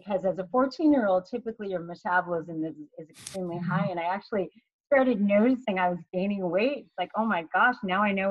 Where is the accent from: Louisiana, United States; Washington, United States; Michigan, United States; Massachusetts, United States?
Massachusetts, United States; I grew up in Massachusetts